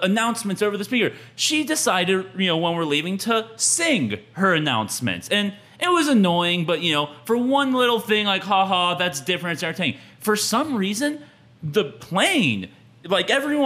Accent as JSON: {"language": "English", "region": "Texas", "country": "United States", "said": "I'm from Texas"}